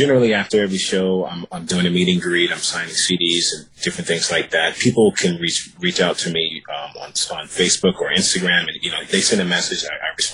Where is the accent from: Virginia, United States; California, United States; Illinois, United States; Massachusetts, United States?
Virginia, United States; also born or lived in New York; now in Los Angeles, United States; I'm from Virginia, and I moved to Los Angeles.